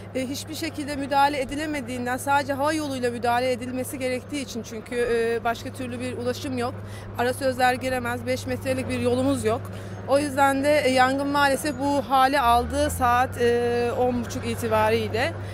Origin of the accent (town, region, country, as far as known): Muğla, Turkey